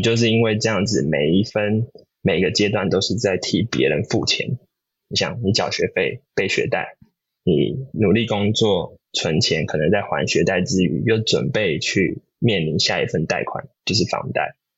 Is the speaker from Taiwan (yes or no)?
yes; Taiwan; now in California, United States; 我们身为台湾人